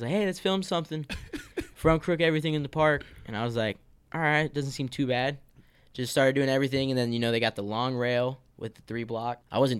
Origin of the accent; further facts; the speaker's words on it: Deerfield Beach, Florida, United States; I'm from Deerfield Beach, so it's like a little north of Fort Lauderdale.